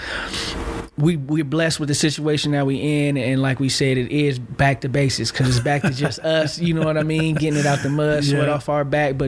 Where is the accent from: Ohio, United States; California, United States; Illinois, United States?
California, United States; Vallejo; moved away as an adult; also born or lived in Sacramento, California / Georgia / North Carolina; now in Salt Lake City, United States; I grew up in North Vallejo, Crestside community, North Vallejo, which is north